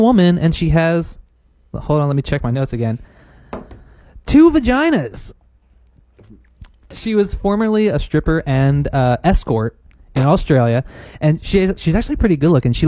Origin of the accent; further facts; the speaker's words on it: Philadelphia, Pennsylvania, United States; I'm the one from Philadelphia